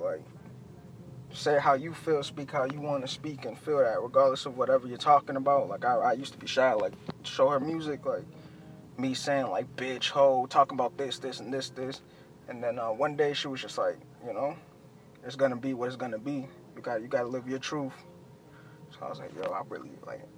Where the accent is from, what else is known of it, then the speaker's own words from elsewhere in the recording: Boston, Massachusetts, United States; also born or lived in Chelsea, Massachusetts / Everett, Massachusetts; I was born in Chelsea. I moved to East Boston. Then from Eastie, I went to like Everett, and uh, but throughout all that, I was in the South End, like heavy